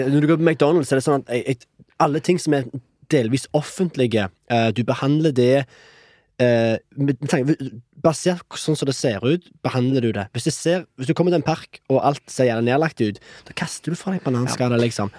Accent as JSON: {"language": "Norwegian", "country": "Norway", "also_born_or_lived": "Canada", "moved": "as an adult", "said": "jeg som nordmann"}